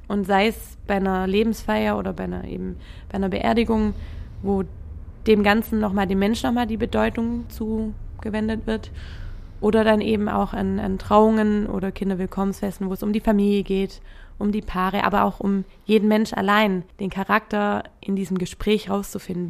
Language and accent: German; Trochtelfingen, Baden-Württemberg, Germany; moved away as an adult; now in Hamburg, Germany; nach Trochtelfingen, wo ich herkomme